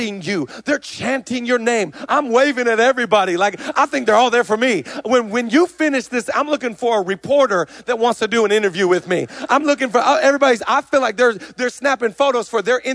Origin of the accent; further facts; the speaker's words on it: Seattle, Washington, United States; I'm from Seattle